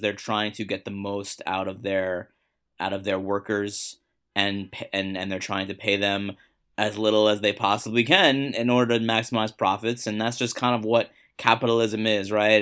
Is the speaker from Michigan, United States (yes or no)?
no; New York City, New York, United States; I grew up in Queens